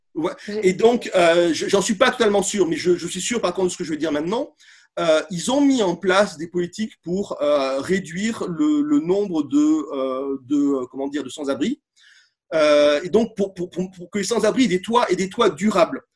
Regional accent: Bordeaux, Nouvelle-Aquitaine, France; je suis de Bordeaux

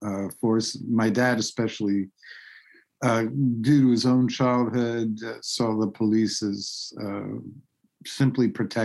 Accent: New York City, New York, United States; I grew up in Manhattan. I was born and raised on the way Upper West Side of Manhattan

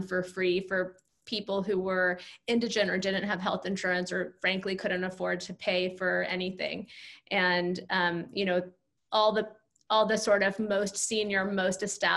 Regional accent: California, United States; moved away as an adult; now in New York, United States; I grew up in California, so I had no like personal or family contacts in New York

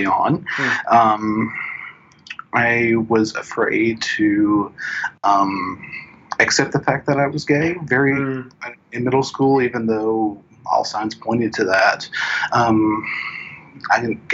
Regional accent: Northeast Tennessee, United States; I grew up in a Southern Baptist church in Northeast Tennessee

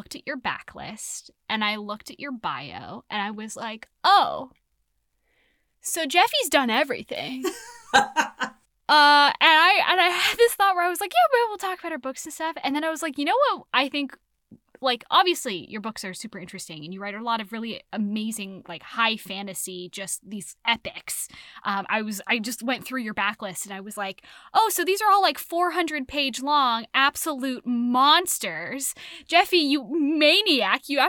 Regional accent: San Francisco, California, United States; this is my hometown. This is where I'm from

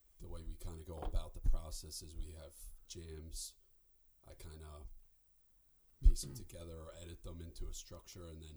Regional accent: New York City, New York, United States; moved away as an adult; now in California, United States; Born and raised in Staten Island

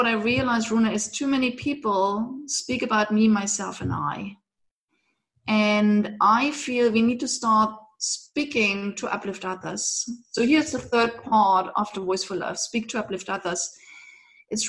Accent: eastern Germany, Germany; moved away; I grew up in Eastern Germany

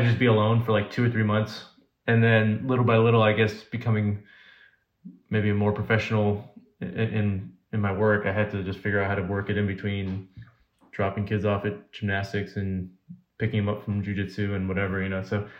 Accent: Alaska, United States; also born or lived in California; Well, I was born in California originally, because my parents were born in Cuba, so they moved to California, and then I was born in California, and then I was a month old. We moved to Alaska, and so I spent the first 6 years of my life in Alaska.

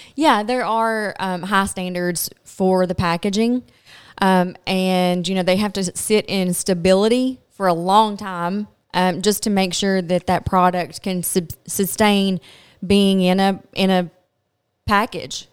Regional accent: Glasgow, Kentucky, United States; I am from Glasgow, Kentucky

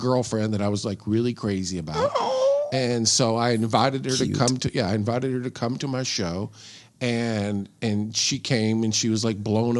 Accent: Nashville, Tennessee, United States; moved away; I'm from Tennessee. Nashville. Yeah, born and raised in Nashville.

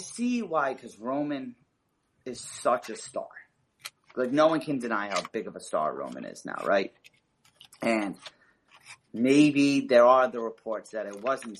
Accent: California, United States; I'm from California. I live an hour from the stadium

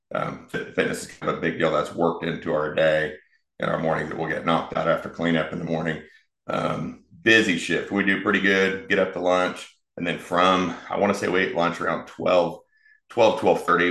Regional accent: Wichita, Kansas, United States; moved away as an adult; also born or lived in Florida; born and raised in Wichita, so wanted to eventually come back

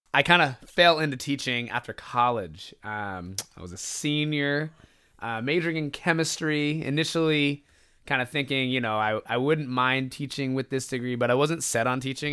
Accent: Stockton, California, United States; also born or lived in Greenwood, Mississippi; trickling back to home, to, to Stockton, to my hometown

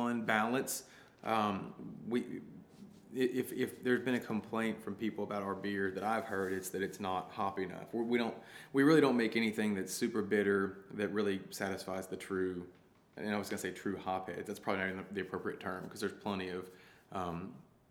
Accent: Arkansas, United States; I grew up hiking, camping, backpacking all over Arkansas

